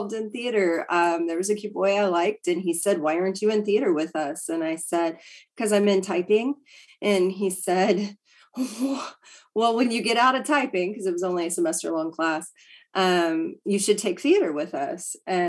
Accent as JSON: {"language": "English", "town": "Brownwood", "region": "Texas", "country": "United States", "tie": "born or raised there", "also_born_or_lived": "San Angelo, Texas", "said": "I grew up in Brownwood. I went to high school in Brownwood. We moved there right out of, I guess, I was eighth grade and we moved to Brownwood."}